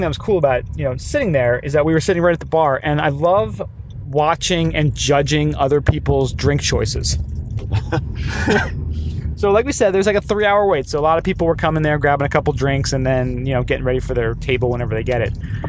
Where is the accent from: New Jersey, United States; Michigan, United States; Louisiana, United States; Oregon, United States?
New Jersey, United States; oh, we're from New Jersey.